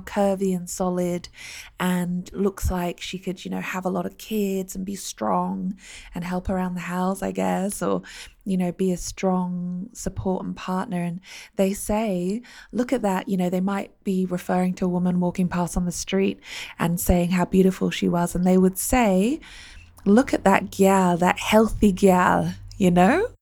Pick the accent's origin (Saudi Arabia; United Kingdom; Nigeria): United Kingdom; I grew up in the UK